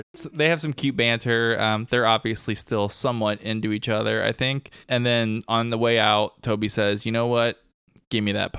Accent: Brooklyn, New York, United States; I think growing up in Brooklyn in the 60s makes you like a baseball fan.

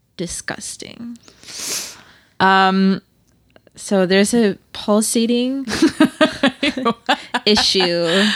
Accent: Canada; I'm Canadian.

